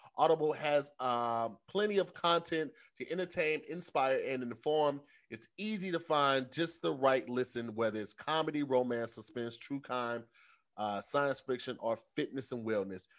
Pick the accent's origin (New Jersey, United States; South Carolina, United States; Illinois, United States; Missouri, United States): Missouri, United States; St. Louis; moved away as an adult; now in Los Angeles, United States; growing up in Saint Louis